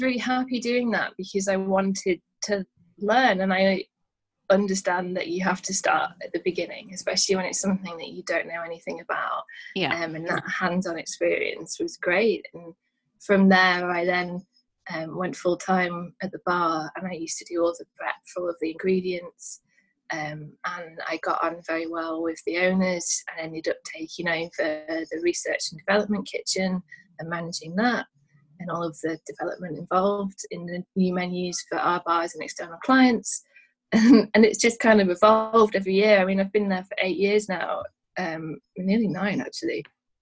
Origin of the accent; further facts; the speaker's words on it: Manchester, North West England, United Kingdom; now in London, United Kingdom; I'm from Manchester originally, and moving down to London